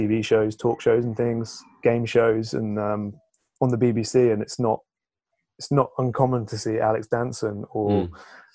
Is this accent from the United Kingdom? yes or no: yes; England, United Kingdom; as English people